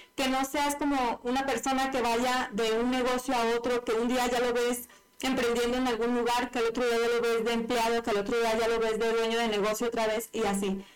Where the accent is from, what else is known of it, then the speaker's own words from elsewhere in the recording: Mexico; yo que soy mexicana